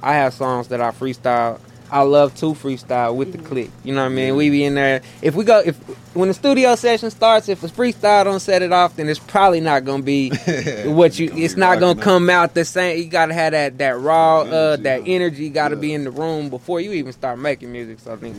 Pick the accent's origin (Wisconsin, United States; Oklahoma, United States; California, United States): Oklahoma, United States; Tulsa; I'm Tulsa.